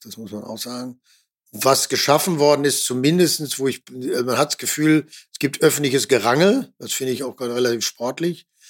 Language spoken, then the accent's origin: German; Ruhr area, North Rhine-Westphalia, Germany; ich komme ja noch aus dem Ruhrgebiet, ich bin, bin groß geworden in einem sozialdemokratischen äh, Kernland